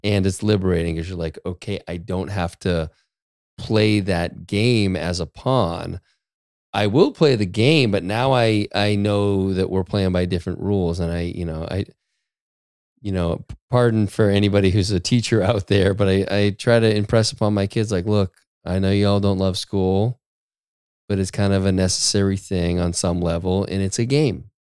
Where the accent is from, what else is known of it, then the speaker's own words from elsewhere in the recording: Maine, United States; I grew up in Maine